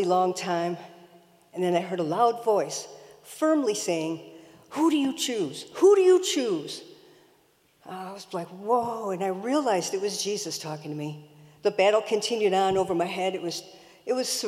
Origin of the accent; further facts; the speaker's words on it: Detroit, Michigan, United States; I grew up in Detroit with two older brothers